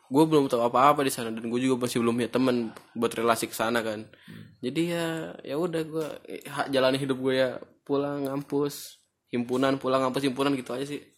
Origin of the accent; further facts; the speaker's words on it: Serang, Banten, Indonesia; moved away as an adult; now in Makassar, Indonesia; Saya dari Serang sih, tapi kuliah di Makassar.